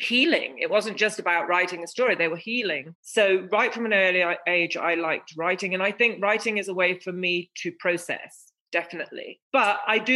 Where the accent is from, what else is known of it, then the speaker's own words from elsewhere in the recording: England, United Kingdom; I was born in England, I was the fruit of my mother's dream, an English rose